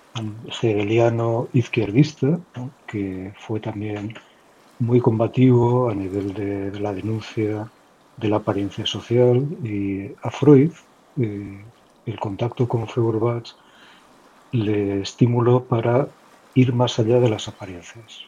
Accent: Pamplona, Navarre, Spain; now in Castellón, Spain; yo soy de Pamplona, de Navarra, en el norte de España, aunque vivo últimamente desde hace unos años en Castellón

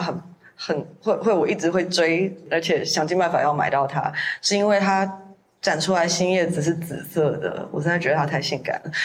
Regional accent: Taiwan; moved away; 我想在台湾，我们每个乡市镇其实都有自己的特色

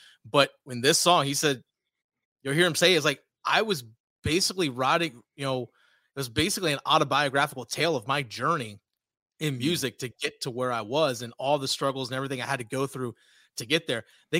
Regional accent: Virginia, United States; I grew up in Virginia.

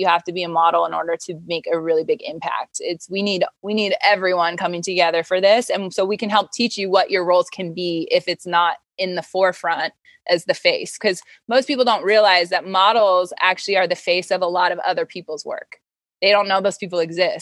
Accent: Wyoming, United States; moved away; I'm from Wyoming

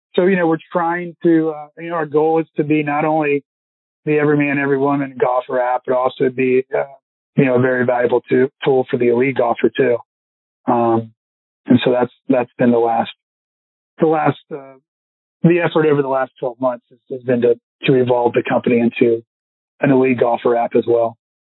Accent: Richmond, Virginia, United States; I've got a lot of buddies growing up in Richmond

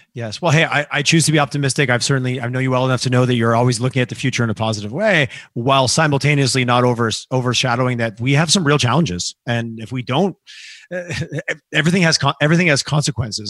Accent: Quebec, Canada; moved away; growing up in Quebec

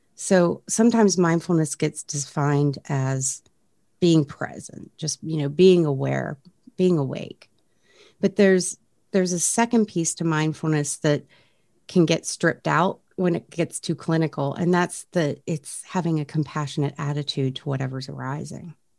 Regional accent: Frederick, Maryland, United States; there was a program right here in my hometown uh, of Frederick, Maryland

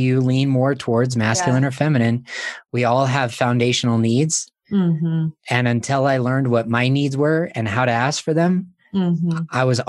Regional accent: Montana, United States; I was born in Montana, living in Montana.

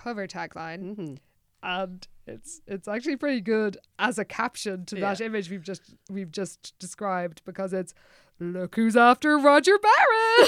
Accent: Ireland; as we Irish call it

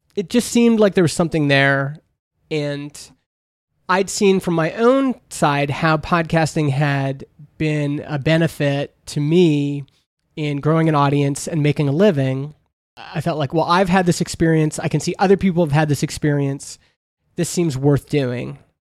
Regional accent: Canada; I grew up in Canada. We have C B C, which is our public radio

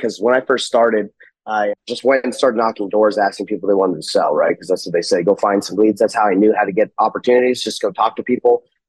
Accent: Salt Lake City, Utah, United States; I'm from Salt Lake City, Utah.

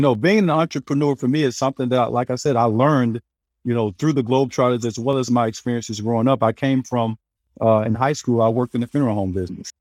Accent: hometown about an hour from Little Rock, Arkansas, United States; also born or lived in California; now in Florida, United States; from my hometown who played at Centenary. He was two years older than me. He actually left our town to go play in Little Rock about an hour away

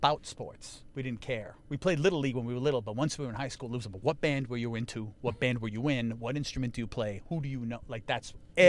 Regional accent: New York City, New York, United States; also born or lived in Hell's Kitchen, Manhattan; I was born in Manhattan and quickly moved to Astoria, Queens.

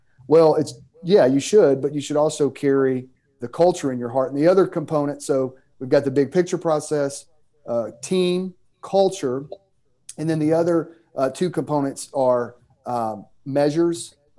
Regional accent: Mississippi, United States; start a church planting network years ago called 242 Network in the state of Mississippi. You can tell by my accent that where I'm from.

